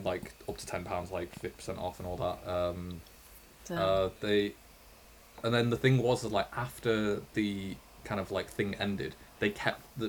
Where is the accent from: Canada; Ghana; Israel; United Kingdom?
United Kingdom; England; When we were growing up in England